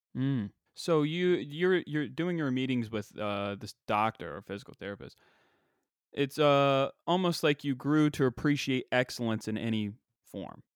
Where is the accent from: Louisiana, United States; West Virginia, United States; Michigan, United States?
West Virginia, United States; Parkersburg; growing up in Parkersburg